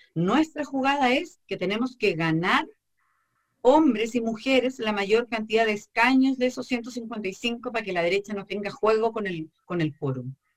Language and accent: Spanish; Chile; se aplica la misma ley electoral con la que se votan los diputados y las diputadas en mi país